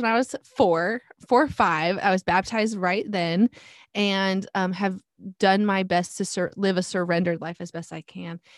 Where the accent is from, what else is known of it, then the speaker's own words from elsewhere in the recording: North Pole, Alaska, United States; moved away as an adult; also born or lived in Fairbanks, Alaska; now in Texas, United States; I was actually born and raised in Fairbanks, but really my hometown was North Pole.